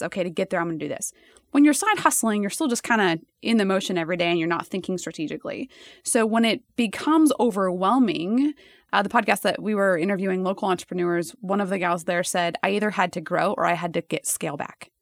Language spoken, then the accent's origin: English; Nebraska, United States; I was from Nebraska